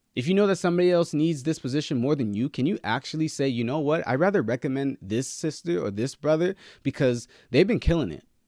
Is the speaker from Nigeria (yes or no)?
yes; Nigeria; I'm Nigerian, right? So I, we were raised to be the best.